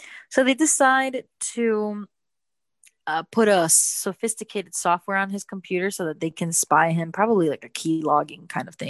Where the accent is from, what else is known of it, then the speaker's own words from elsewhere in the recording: New Jersey, United States; born there; So I was born in New Jersey.